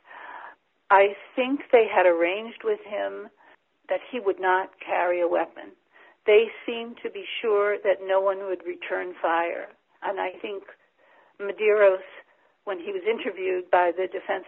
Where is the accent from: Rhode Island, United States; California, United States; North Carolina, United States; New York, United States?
Rhode Island, United States; Providence; I'm from Providence, Rhode Island